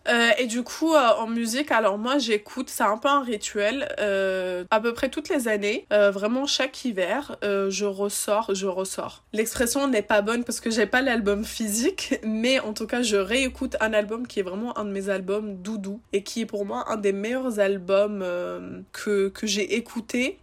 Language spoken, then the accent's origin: French; Seine-Saint-Denis, Île-de-France, France; je viens de Seine-Saint-Denis